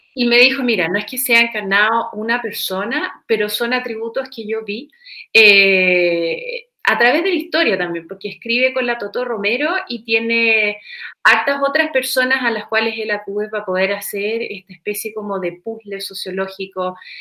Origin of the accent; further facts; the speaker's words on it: Chile; para uno como chileno